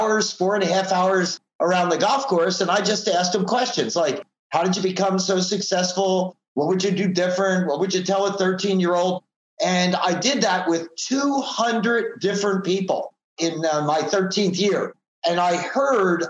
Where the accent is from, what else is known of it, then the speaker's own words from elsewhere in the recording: Philadelphia, Pennsylvania, United States; moved away as an adult; now in Southern California, United States; I live in Southern California, but I grew up in the Philadelphia, Pennsylvania area